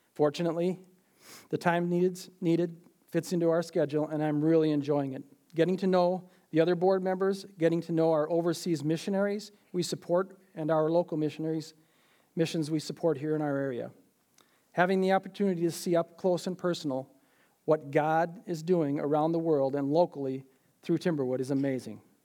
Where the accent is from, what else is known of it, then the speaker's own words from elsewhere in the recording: Minneapolis, Minnesota, United States; I was born in Minneapolis in August of nineteen fifty-nine.